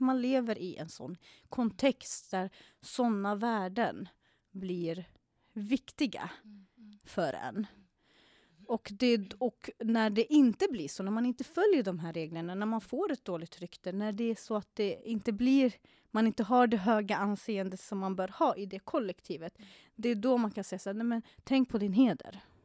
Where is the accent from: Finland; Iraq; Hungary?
Iraq; now in Sweden; jag kommer själv från Irak